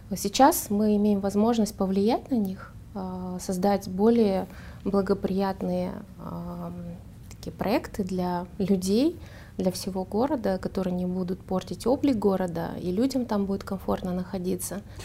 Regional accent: Almaty, Kazakhstan; Я выросла в Алматы и в, жила в микрорайоне

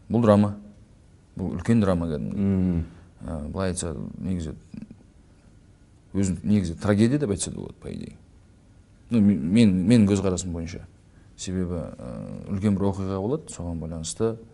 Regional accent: Almaty, Kazakhstan; moved away as an adult; now in Astana, Kazakhstan; алматыда туып өскеннен кейін

